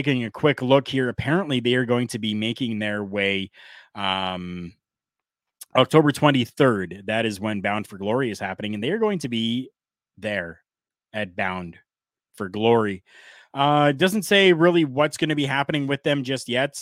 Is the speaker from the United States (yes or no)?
no; Canada; I'm Canadian